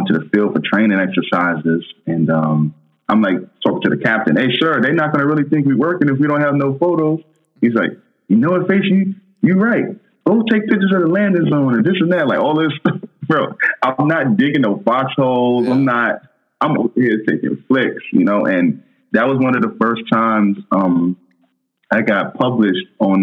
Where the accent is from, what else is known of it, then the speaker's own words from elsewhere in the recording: New York City, New York, United States; moved away; I'm a kid from Brooklyn